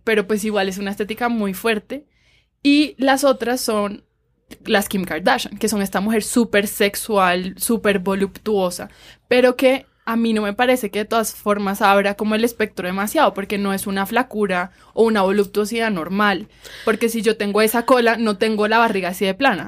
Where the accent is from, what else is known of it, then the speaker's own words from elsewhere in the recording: Cartagena, Bolívar, Colombia; yo nací en Cartagena